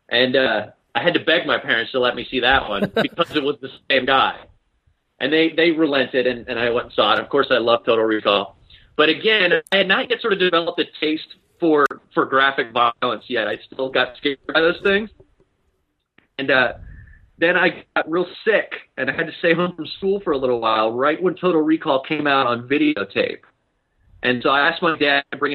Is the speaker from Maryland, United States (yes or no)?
yes; Baltimore, Maryland, United States; now in Seattle, United States; where I grew up in Baltimore